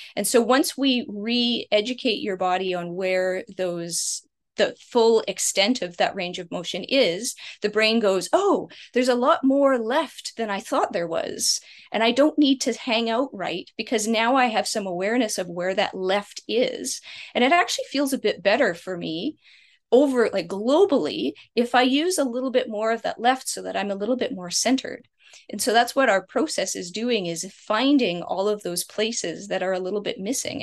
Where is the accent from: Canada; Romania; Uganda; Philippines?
Canada; I'm Canadian